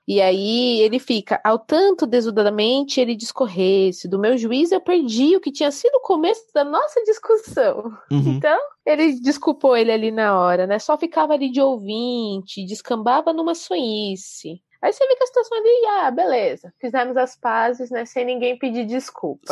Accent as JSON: {"language": "Portuguese", "country": "Brazil", "said": "nós, como brasileiros"}